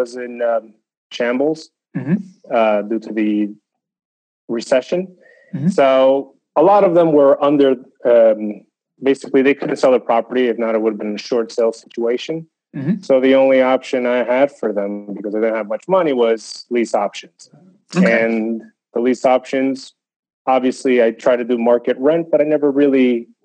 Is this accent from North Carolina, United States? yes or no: no; New Jersey, United States; moved away as an adult; also born or lived in Spain / Newark, New Jersey / Harrison, New Jersey; now in Raleigh-Durham, United States; I grew up in Jersey, New Jersey